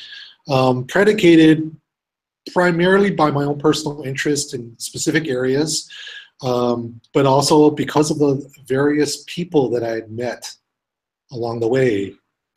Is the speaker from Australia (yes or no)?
no; Vancouver, British Columbia, Canada; moved away as an adult; also born or lived in Germany / United States / Chile; I was born and raised in Vancouver